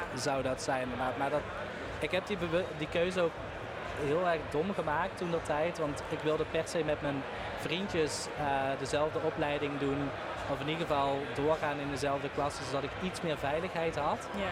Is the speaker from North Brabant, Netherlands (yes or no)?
no; Limburg, Netherlands; Ik kom uit Limburg, dus daar was carnaval